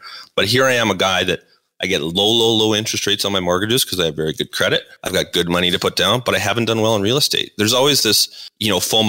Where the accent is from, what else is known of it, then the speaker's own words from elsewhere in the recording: Calgary, Alberta, Canada; So like most, you know, people that are born and raised in Calgary, my dad was in the oil and gas business